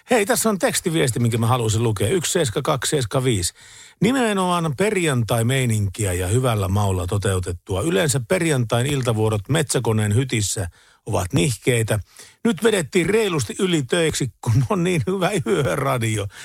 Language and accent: Finnish; Tampere, Pirkanmaa, Finland; mä oon Tampereelta itse lähtöisin.